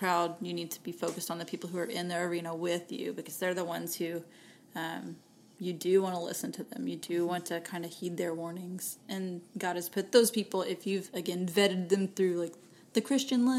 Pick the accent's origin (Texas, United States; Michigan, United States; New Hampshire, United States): Texas, United States; accent: Texan; I just use Texan when I speak French